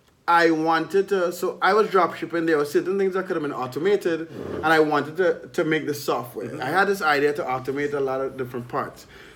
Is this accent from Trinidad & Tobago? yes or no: yes; Trinidad & Tobago; moved away as an adult; also born or lived in Baltimore / Miami / Texas / Edmonton; now in Nicaragua; I grew up in Trinidad and Tobago. I left when I was 18 to study in the United States. I studied mathematics in Baltimore. Since then, I've lived in Baltimore, Miami, Texas. I lived in Canada for a year. I lived in Edmonton, Costa Rica, Colombia, Nicaragua